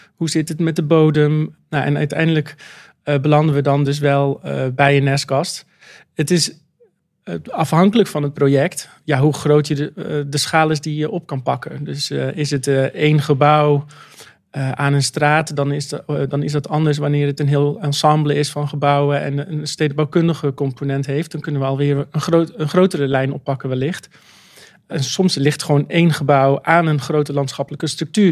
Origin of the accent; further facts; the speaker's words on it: Zeelandic Flanders, Netherlands; ik ben een Zeeuws-Vlaming, opgegroeid in een dorp.